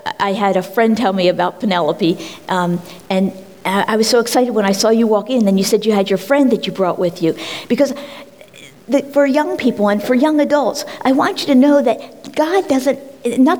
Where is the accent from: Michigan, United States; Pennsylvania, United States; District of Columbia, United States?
Pennsylvania, United States; Collingdale; born or raised there